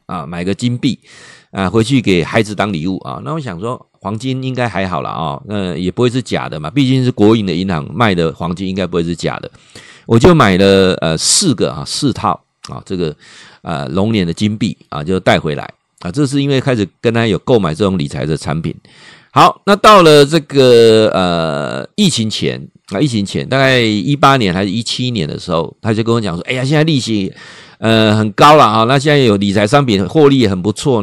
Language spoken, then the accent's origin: Chinese; Taiwan; accent: Taiwanese accent; 他知道我是台湾来的。你其实他们一听就知道我们台湾来的。他说我们台湾人讲话有一个台湾腔啦